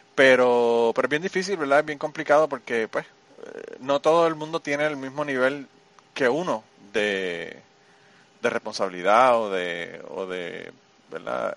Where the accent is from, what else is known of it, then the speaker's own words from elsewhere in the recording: Puerto Rico; now in United States; yo vengo de Puerto Rico